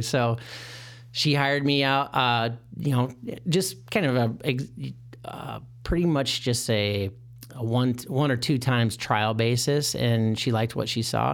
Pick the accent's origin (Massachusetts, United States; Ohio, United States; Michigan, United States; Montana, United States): Michigan, United States; moved away as an adult; now in Chicago, United States; I'm originally from Michigan.